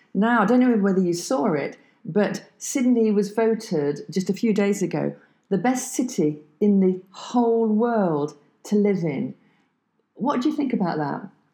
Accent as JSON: {"language": "English", "country": "France", "second_language": "English", "said": "we are both from France"}